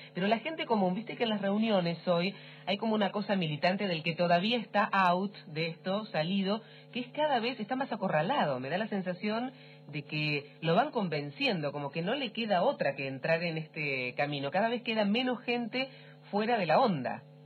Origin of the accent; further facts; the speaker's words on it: Trelew, Chubut, Argentina; yo soy de Trelew, de Chubut más o menos